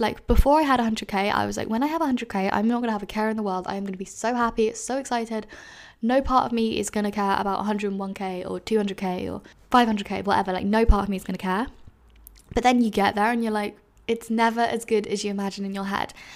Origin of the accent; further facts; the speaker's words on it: London, United Kingdom; I've been asked so many times, "Where are you from?" And then I've said, "London,"